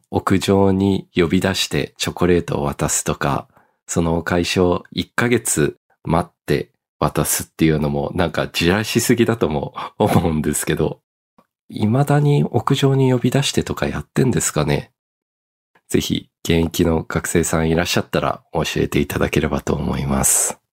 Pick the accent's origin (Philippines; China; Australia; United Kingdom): Australia; also born or lived in Japan; 僕帰国子女で二十歳までオーストラリアにいたんですけど、オーストラリアや西洋の国ではホワイトデーがないんですよ。